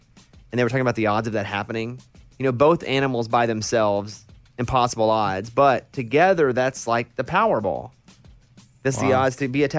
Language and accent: English; the South, United States; Like that to me, growing up in the South, that's my meal.